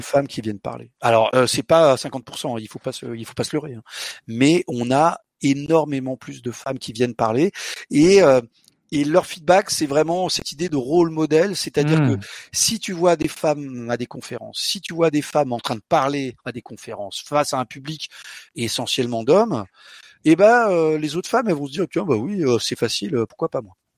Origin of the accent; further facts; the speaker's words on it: Portugal; also born or lived in London, United Kingdom / Paris, France; je suis portugais. Là, je vous parle en français, grâce à mon bubble fish, mais je suis portugais. À la maison, on parle portugais